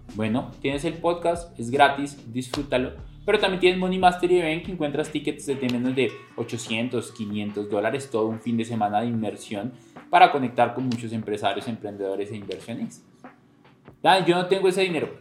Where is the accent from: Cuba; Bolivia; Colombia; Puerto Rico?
Colombia